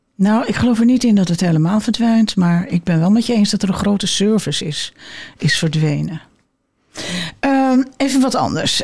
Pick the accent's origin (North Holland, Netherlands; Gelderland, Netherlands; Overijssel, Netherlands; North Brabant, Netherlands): North Holland, Netherlands; Amsterdam; ik kom uit Amsterdam